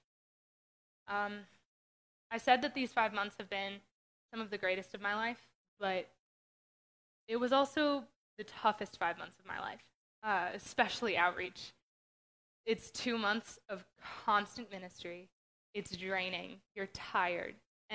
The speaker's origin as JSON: {"language": "English", "region": "Western Pennsylvania", "country": "United States", "tie": "born or raised there", "moved": "yes", "said": "I grew up in Western Pennsylvania."}